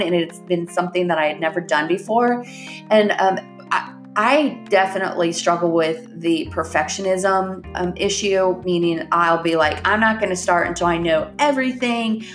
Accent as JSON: {"language": "English", "region": "Ohio", "country": "United States", "tie": "born or raised there", "moved": "yes", "lives_now": "Northwest Arkansas, United States", "said": "I grew up in Ohio."}